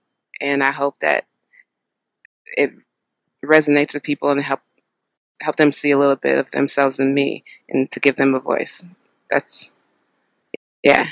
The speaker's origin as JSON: {"language": "English", "town": "Houston", "region": "Texas", "country": "United States", "tie": "born or raised there", "said": "I'm from Houston, Texas"}